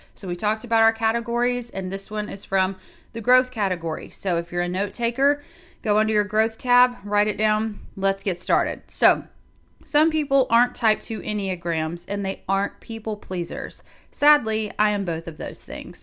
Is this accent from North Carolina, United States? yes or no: no; South Carolina, United States; moved away; we both happened to be from South Carolina